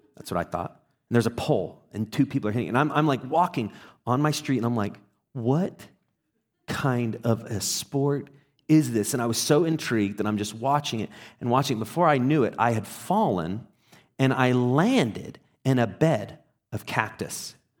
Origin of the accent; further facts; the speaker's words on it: England, United Kingdom; moved away; also born or lived in Texas; I was in Texas and I grew up in England